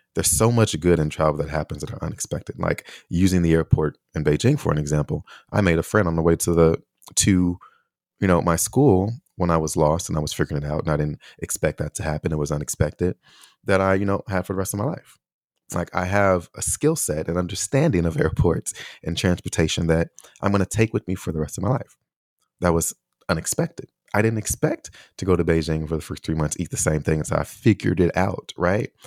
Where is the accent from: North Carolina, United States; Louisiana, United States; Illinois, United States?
Illinois, United States; Chicago; moved away; also born or lived in Taiwan; growing up in Chicago